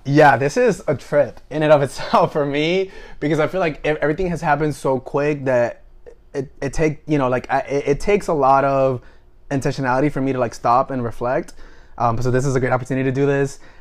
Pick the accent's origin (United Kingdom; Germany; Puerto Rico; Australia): Puerto Rico; moved away as an adult; also born or lived in Washington, District of Columbia, United States; I was born and raised in Puerto Rico